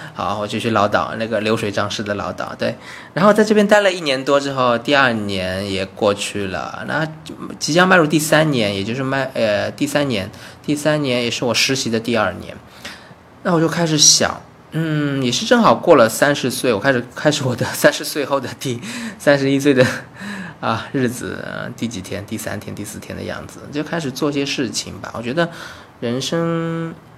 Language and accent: Chinese; China; moved away as an adult; also born or lived in Beijing; now in Taiwan; 我在台湾嘛，那 那，那我是大陆的人